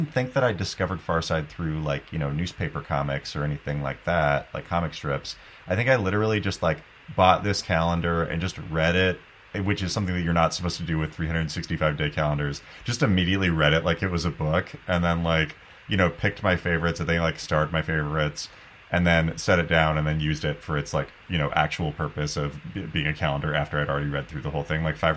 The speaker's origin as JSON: {"language": "English", "region": "Southern Washington", "country": "United States", "tie": "born or raised there", "said": "I was born in Southern Washington"}